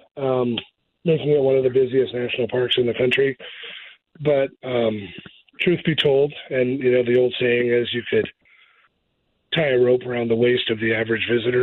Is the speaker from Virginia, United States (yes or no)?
no; Littleton, Colorado, United States; moved away as an adult; also born or lived in Gunnison, Colorado; now in Idaho Falls, United States; I grew up in Littleton